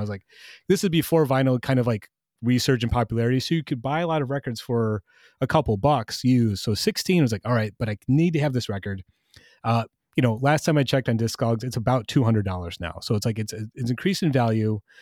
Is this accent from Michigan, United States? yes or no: yes; Michigan, United States; growing up in Michigan